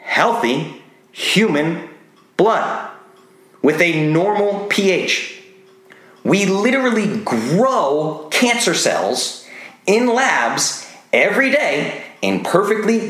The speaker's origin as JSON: {"language": "English", "region": "Rhode Island", "country": "United States", "tie": "born or raised there", "said": "I grew up in Rhode Island"}